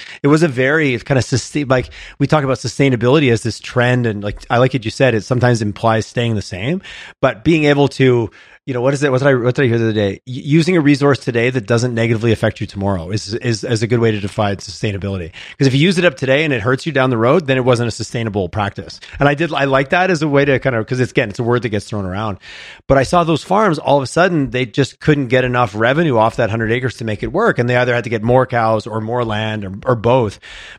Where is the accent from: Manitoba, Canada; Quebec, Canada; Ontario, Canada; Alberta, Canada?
Quebec, Canada; What's interesting, growing up in Southern Quebec, like I said, the standard footprint of a farm, which has grown, but it was 100 acres.